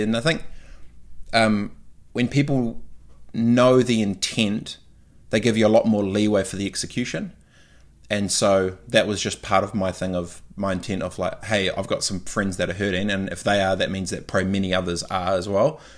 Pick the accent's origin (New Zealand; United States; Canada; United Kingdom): New Zealand; moved away; being a Kiwi away